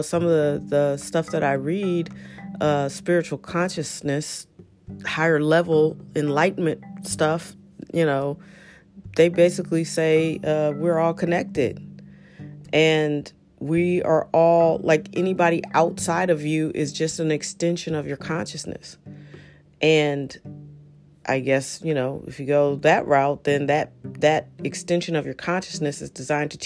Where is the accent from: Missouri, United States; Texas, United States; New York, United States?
Missouri, United States; St. Louis; moved away as an adult; also born or lived in Washington, D.C.; growing up in St. Louis and being Black